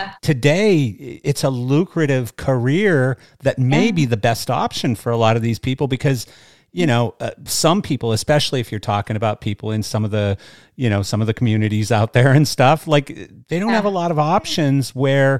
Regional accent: Canada; now in United States; I grew up in Canada

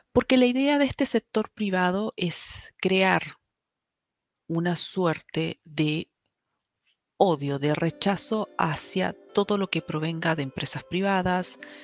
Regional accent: Chile; las herramientas que nosotros tenemos como chilenos

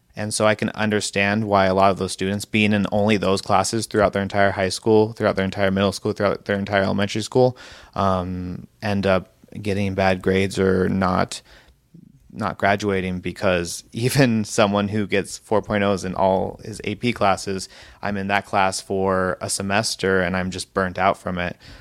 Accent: Hillsboro, Oregon, United States; I'm from Hillsborough, Oregon

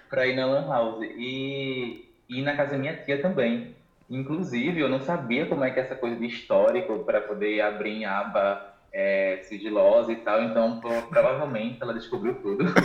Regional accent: Recife, Pernambuco, Brazil; sou de Recife

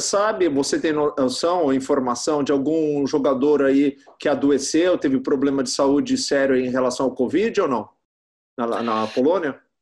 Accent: Brazil; do nosso país tropical

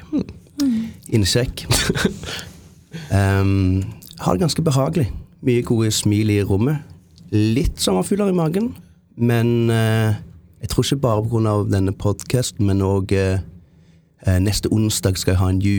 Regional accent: Jæren, Rogaland, Norway; also born or lived in Japan; Eh, men jeg er prestesønn fra Jæren. Misjonærbarn. Bodde i Japan i syv år. Um, bodde på Jæren, som er relativt, relativt konservativt

